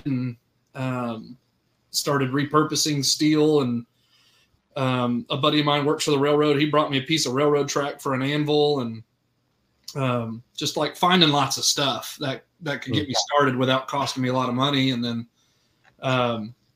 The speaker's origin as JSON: {"language": "English", "town": "Orlando", "region": "Florida", "country": "United States", "tie": "born or raised there", "moved": "as an adult", "lives_now": "Searcy, United States", "said": "I grew up in Orlando, Florida"}